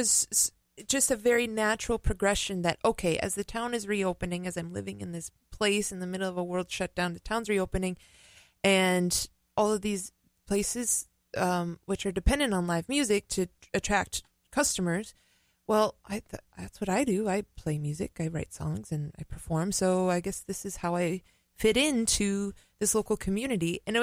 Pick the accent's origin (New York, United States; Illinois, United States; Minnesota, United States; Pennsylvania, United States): Minnesota, United States; Minneapolis; moved away as an adult; No, I grew up in Minneapolis.